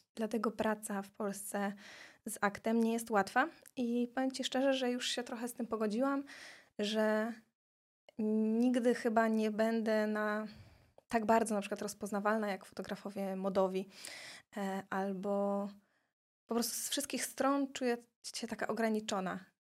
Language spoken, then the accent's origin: Polish; Tricity, Pomeranian Voivodeship, Poland; also born or lived in Gdańsk / Silesia; I takim cudem ja jestem z Trójmiasta, a cała moja rodzina właśnie jest ze Śląska